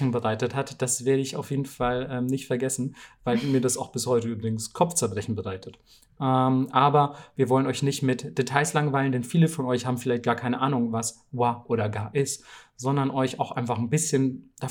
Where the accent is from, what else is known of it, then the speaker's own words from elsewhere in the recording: Bamberg, Bavaria, Germany; ich komme ja aus Bamberg. Ähm, das ist eine relativ kleine Stadt in, in Bayern.